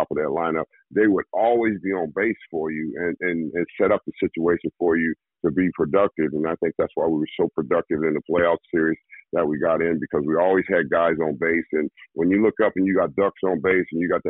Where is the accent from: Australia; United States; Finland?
United States; California; I saw Pete Rose playing with the Reds when I was growing up in California